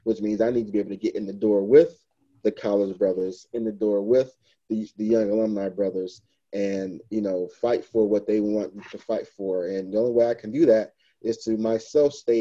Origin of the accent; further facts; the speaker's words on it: Detroit, Michigan, United States; I was born and raised in Detroit, Michigan